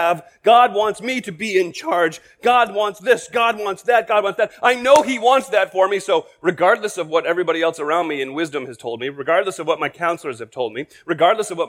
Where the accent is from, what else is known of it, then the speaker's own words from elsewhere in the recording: United States; as American Christians